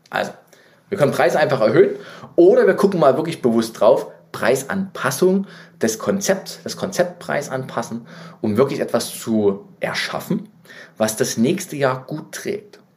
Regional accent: Leipzig, Saxony, Germany; ich bin ja Leipziger, wie ihr wisst. Ähm, überall in der ganzen Stadt Werbung von Amazon.

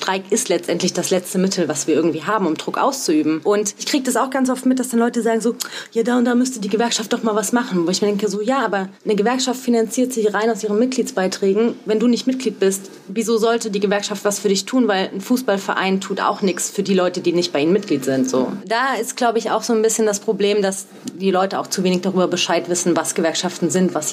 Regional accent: Saarland, Germany; Also ich komme ja aus dem Saarland da gibt es ein Wort, das heißt krumpelig

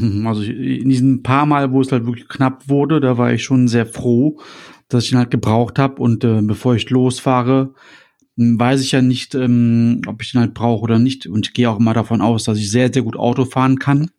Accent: North Rhine-Westphalia, Germany; wir kommen ja beide aus Nordrhein-Westfalen

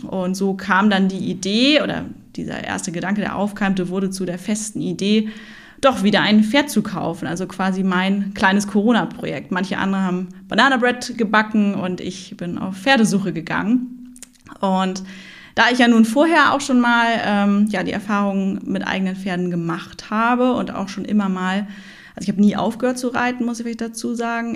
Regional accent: Hamburg, Germany; also born or lived in Oldenburg; wir sind echte Hamburger Derns

